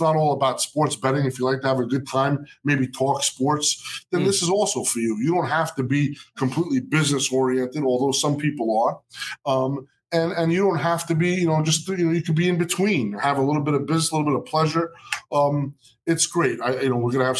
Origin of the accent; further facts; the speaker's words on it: Jersey City, New Jersey, United States; Jersey City, New Jersey, my hometown. Where I was born and raised